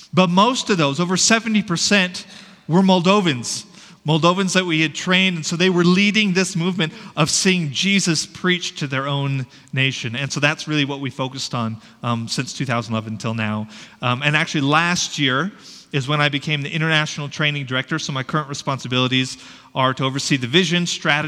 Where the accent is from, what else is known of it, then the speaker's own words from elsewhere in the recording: Shoshone, Idaho, United States; moved away as an adult; I was born and raised in Shoshone, Idaho